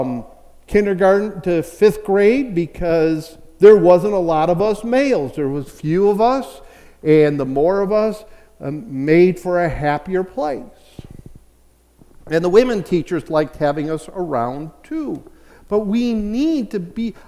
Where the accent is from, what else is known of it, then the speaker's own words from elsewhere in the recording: Chicago, Illinois, United States; I grew up in Chicago